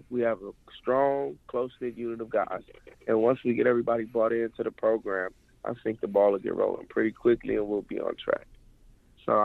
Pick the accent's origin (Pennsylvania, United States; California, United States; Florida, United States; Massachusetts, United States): California, United States; Inglewood; moved away as an adult; now in Boulder, United States; Growing up in Inglewood, California, the inner city